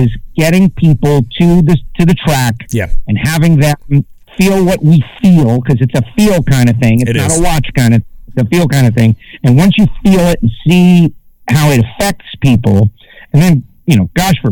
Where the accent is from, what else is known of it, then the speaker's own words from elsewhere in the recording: Miami, Florida, United States; I'm from Miami